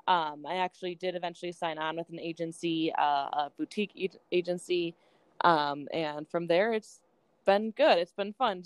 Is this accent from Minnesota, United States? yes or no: yes; Minnesota, United States; moved away as an adult; now in Milwaukee, United States; I was born and raised in Minnesota